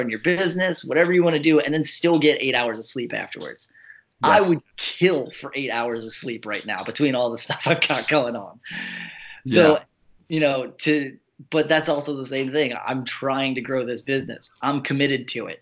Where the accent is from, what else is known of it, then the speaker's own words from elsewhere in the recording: New Jersey, United States; we're from South Jersey